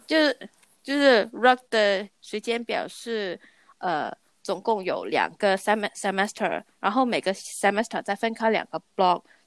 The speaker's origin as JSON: {"language": "Chinese", "country": "Hong Kong", "moved": "yes", "said": "因为我是香港人嘛"}